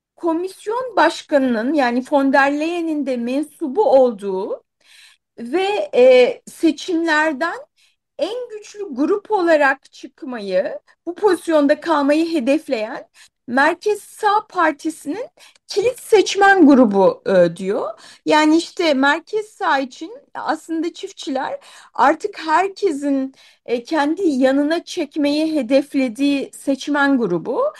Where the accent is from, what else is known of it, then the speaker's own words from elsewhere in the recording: Kahramanmaraş, Turkey; Ben de Maraşlıyım